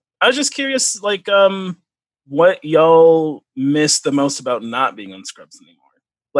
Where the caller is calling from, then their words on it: Grand Rapids, Michigan, United States; I am in Grand Rapids, Michigan.